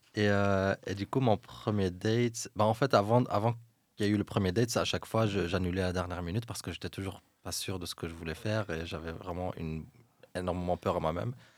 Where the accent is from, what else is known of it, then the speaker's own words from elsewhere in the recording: Fez, Fès-Meknès, Morocco; moved away as an adult; now in Brussels, Belgium; J'ai quitté le Maroc quand j'avais 18 ans et j'ai grandi à Fès